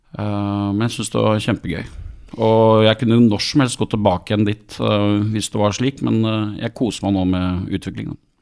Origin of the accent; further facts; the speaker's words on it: Skien, Telemark, Norway; jeg kommer fra Skien